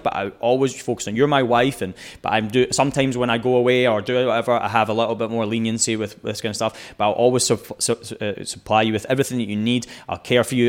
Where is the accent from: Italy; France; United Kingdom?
United Kingdom; Scotland; moved away as an adult; also born or lived in Texas; I'm Scottish